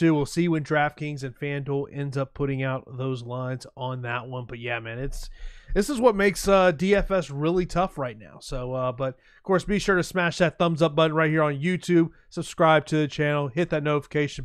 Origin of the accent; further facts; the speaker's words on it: Tampa, Florida, United States; here in my hometown of Tampa